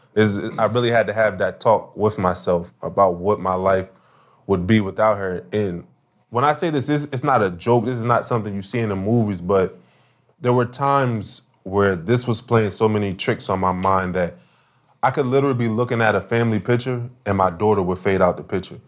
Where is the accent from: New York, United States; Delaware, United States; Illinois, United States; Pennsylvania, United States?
Delaware, United States; Wilmington; I came from Wilmington, Delaware